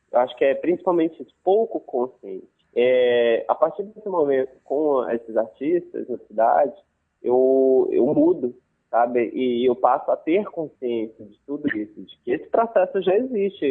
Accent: Manaus, Amazonas, Brazil; also born or lived in Santarém, Pará / Maraã, Amazonas; eu, eu, cresci em Manaus, né, principalmente. Eu fiquei, vivi até os cinco anos em Santarém, no Pará, e aí é, com seis já estava em Manaus

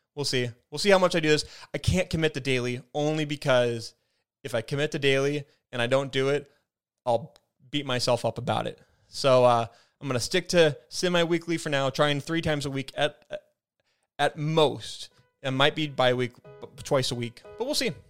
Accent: Spokane, Washington, United States; I'm from Spokane

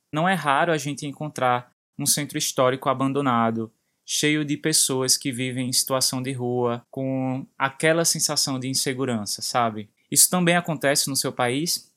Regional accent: Brazil; nós brasileiros

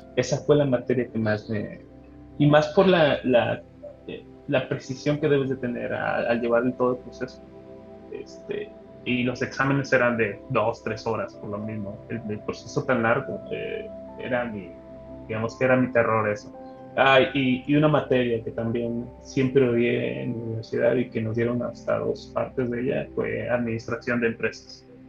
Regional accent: San Miguel de Allende, Guanajuato, Mexico; moved away as an adult; also born or lived in Jalisco; now in Guadalajara, Mexico; soy originario de, un pueblito de aquí, cercano de aquí de, Estado de Jalisco, es de San Miguel de Allende, Guanajuato

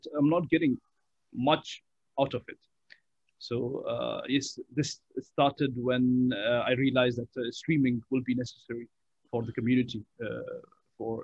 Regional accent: Qatar; when I was born, in Qatar itself.

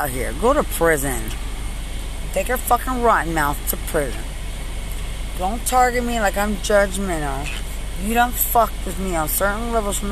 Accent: Lubbock, Texas, United States; also born or lived in San Antonio, Texas; I'm from Lubbock, Texas

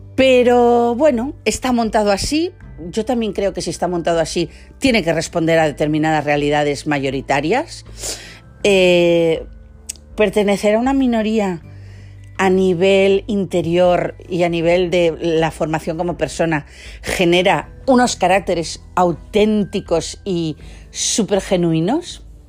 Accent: Catalonia, Spain; los que somos catalanes

